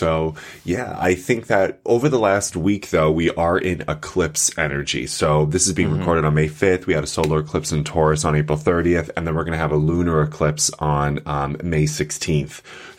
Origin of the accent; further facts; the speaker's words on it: New York, United States; I feel so connected to Jews because I'm from Long Island.